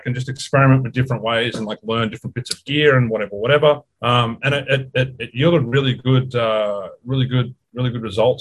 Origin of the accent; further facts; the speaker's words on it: Australia; now in Los Angeles, United States; I'm from Australia